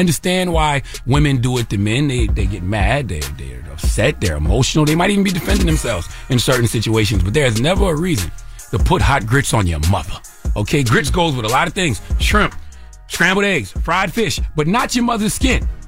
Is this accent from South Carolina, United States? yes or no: yes; the Low Country, South Carolina, United States; I'm from South Carolina, the Low Country, eight four three.